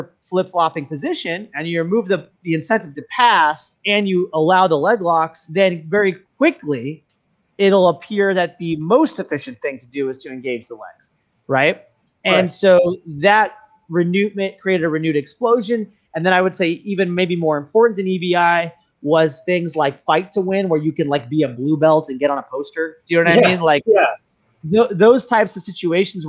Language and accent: English; Fort Worth, Texas, United States; born or raised there; moved away as an adult; also born or lived in New York City / New Orleans; now in Bay Area, United States